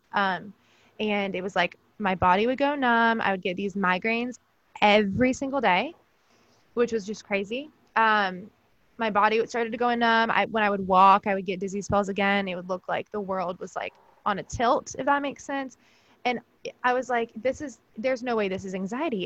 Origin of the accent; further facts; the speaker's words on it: Georgia, United States; now in Pennsylvania, United States; I was actually born and raised in Georgia